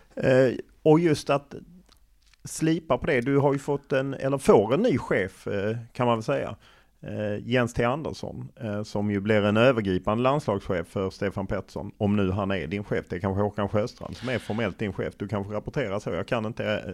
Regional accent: Skåne, Sweden; som skåning

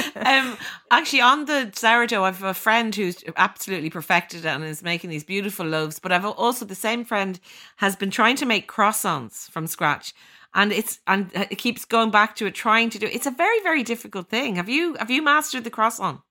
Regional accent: Ireland; as Irish people

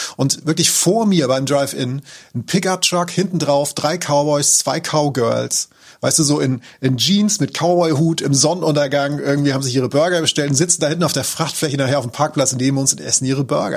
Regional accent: Germany; accent: German; ich so, ja, aus Deutschland

